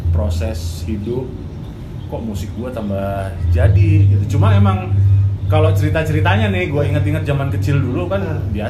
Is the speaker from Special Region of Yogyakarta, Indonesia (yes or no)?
no; Surabaya, East Java, Indonesia; now in Jakarta, Indonesia; saya dari Surabaya. Saya ke Jakarta itu tahun 2008.